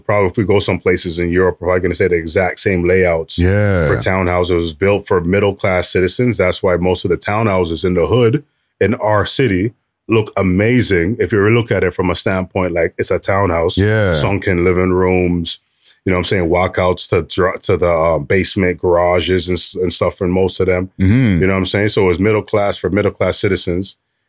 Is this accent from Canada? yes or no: yes; Toronto, Ontario, Canada; when I grew up in Flemington Park in the 80s, 90s